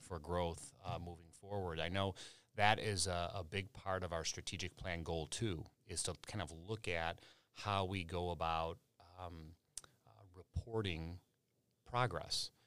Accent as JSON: {"language": "English", "town": "Chicago", "region": "Illinois", "country": "United States", "tie": "born or raised there", "said": "growing up in Chicago"}